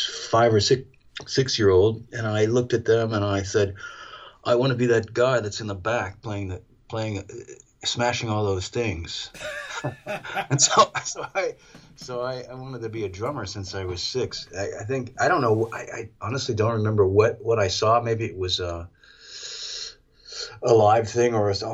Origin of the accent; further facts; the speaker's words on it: Ventura, California, United States; moved away as an adult; also born or lived in Los Angeles; now in San Francisco, United States; I spent a lot of time growing up in Ventura in L.A.